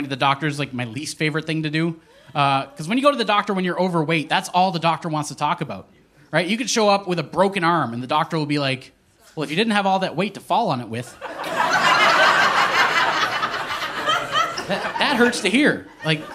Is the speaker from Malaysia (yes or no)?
no; Eskasoni, Nova Scotia, Canada; Growing up in Escazone, me and my mom, we lived in a trailer.